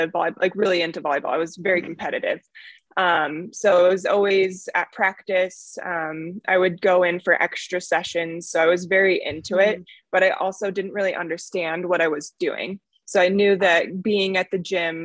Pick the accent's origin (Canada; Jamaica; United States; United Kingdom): United States; Arvada, Colorado; I grew up in Arvada, Colorado.